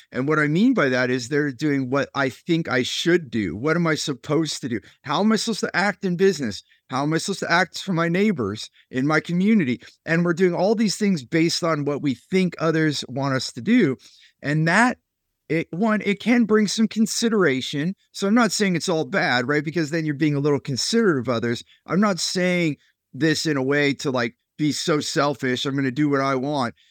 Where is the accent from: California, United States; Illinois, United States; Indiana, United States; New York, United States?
California, United States; Silicon Valley; I grew up there in California